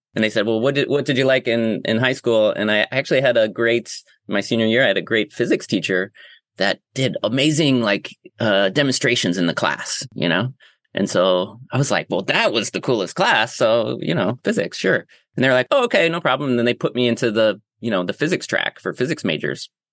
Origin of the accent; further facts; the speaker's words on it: Rochester, New York, United States; moved away as an adult; also born or lived in San Francisco / Grass Valley; now in Hudson Valley, United States; I actually grew up in Western New York, which is like closer to Ohio than uh, New York City. But um, yeah, born and raised in Rochester, up on the Great Lake Ontario